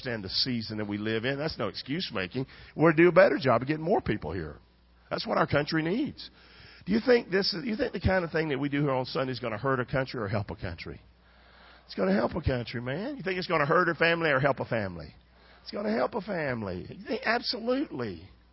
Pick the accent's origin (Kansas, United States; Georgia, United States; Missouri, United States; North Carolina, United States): North Carolina, United States; Rockingham; I'm from Rockingham, North Carolina